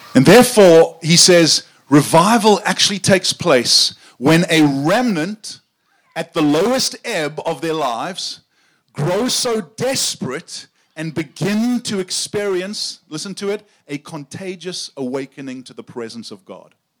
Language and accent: English; South Africa; I grew up in South Africa, and uh, my accent is not quite as cool as Sam's